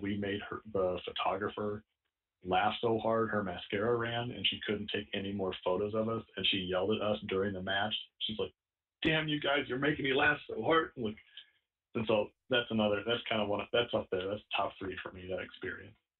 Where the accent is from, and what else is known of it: Omaha, Nebraska, United States; now in San Diego, United States